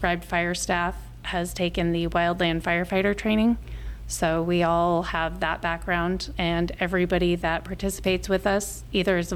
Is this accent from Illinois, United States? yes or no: no; Front Range of Colorado, United States; moved away as an adult; now in Omaha, United States; I grew up in the Front Range of Colorado